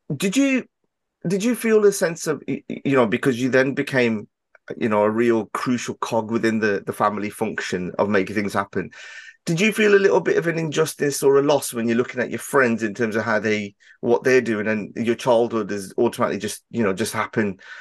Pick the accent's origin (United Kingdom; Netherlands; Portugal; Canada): United Kingdom; Birmingham, West Midlands; my accent and, and the area that I'm from in Birmingham, we do have a certain, um, way of, uh, speaking